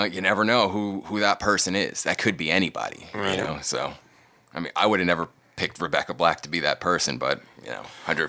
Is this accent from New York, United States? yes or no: yes; New York City, New York, United States; moved away; born and raised in Staten Island.